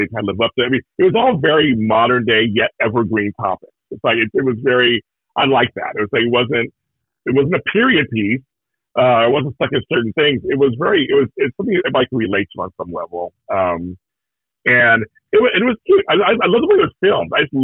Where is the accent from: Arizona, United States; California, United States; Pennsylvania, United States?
Pennsylvania, United States; Pittsburgh; moved away; I come from Pittsburgh